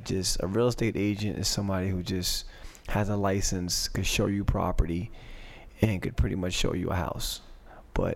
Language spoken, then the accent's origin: English; Passaic, New Jersey, United States; I was born in Passaic